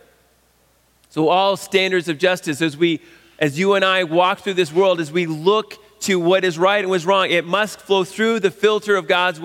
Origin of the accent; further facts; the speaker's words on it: Canada; a Canadian in 2020